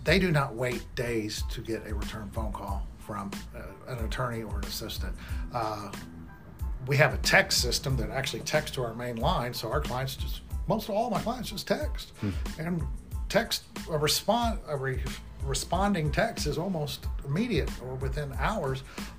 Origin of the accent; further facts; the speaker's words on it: Midwest, United States; We grew up in the Midwest. We went to schools in the Midwest. We're not from other states.